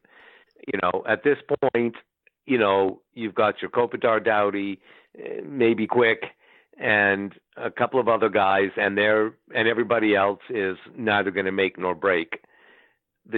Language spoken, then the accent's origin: English; Ottawa, Ontario, Canada; moved away; my hometown